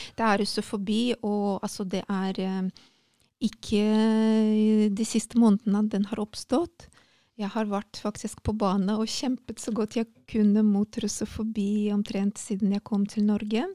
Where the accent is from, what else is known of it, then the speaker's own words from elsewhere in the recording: Saint Petersburg, Russia; Norwegian is a second language; moved away as an adult; also born or lived in Hammerfest, Norway / Asker, Norway / Oslo, Norway; jeg er født og oppvokst